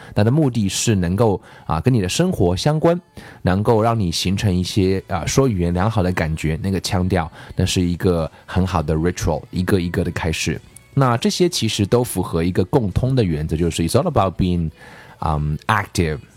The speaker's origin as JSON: {"language": "Chinese", "country": "China", "said": "我们中国人都有句谚语"}